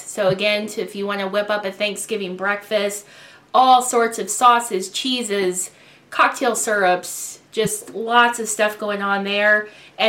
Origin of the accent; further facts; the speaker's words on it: Columbia, Missouri, United States; Had a big family gathering in my hometown of Columbia, Missouri, with my dad and stepmom